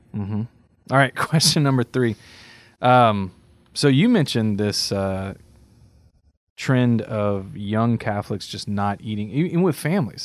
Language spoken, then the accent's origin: English; Cajun, Louisiana, United States; I'm a Cajun